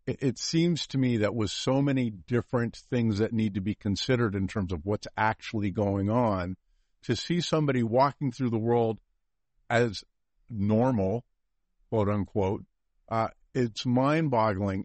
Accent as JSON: {"language": "English", "region": "California", "country": "United States", "tie": "born or raised there", "said": "I grew up in California"}